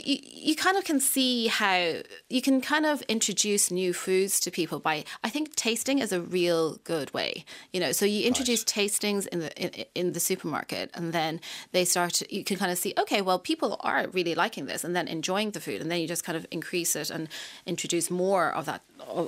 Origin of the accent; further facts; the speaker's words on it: Ireland; I am from Ireland, they were like, England? No, I'm from Ireland.